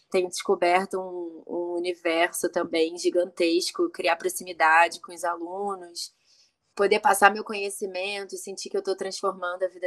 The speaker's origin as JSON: {"language": "Portuguese", "region": "Rio de Janeiro", "country": "Brazil", "said": "Eu comecei numa escola de dança no Rio de Janeiro, eu sou carioca, com quatro anos de idade"}